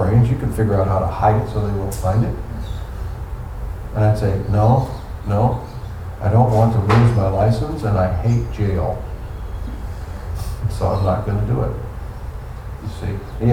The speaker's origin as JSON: {"language": "English", "country": "United States", "tie": "born or raised there", "said": "We were raised in the United States of America"}